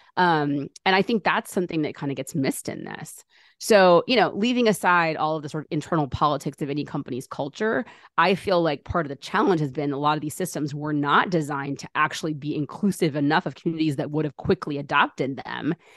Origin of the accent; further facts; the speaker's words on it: United States; Born and raised in America